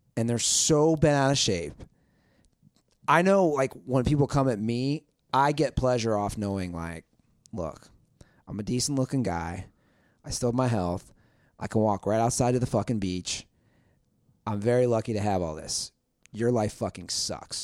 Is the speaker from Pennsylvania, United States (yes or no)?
no; Cincinnati, Ohio, United States; born or raised there; moved away